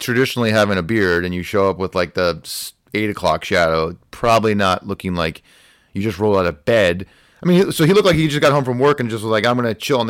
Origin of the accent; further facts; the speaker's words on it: Pittsburgh, Pennsylvania, United States; I grew up in Pittsburgh. I like the Steelers, and I eat pasta on Thanksgiving.